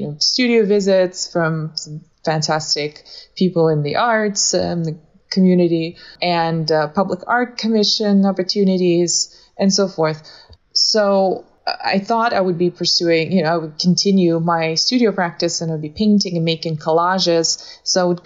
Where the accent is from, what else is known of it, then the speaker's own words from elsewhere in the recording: Moscow, Russia; also born or lived in southern Russia / Illinois; now in Florida, United States; I was born in the South, actually, but then I grew up in Moscow because I moved there as a child.